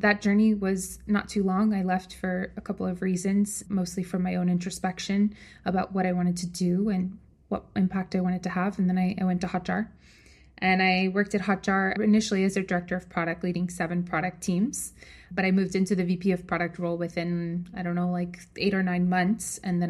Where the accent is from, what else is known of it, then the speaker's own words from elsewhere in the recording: New York, United States; moved away as an adult; also born or lived in San Francisco; I'm originally from New York, and like any good New Yorker, I decided to study finance and work on Wall Street.